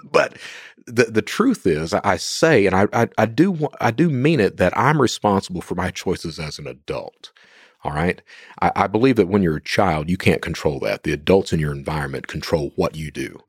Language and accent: English; Eastern Kentucky, United States; I'm from Eastern Kentucky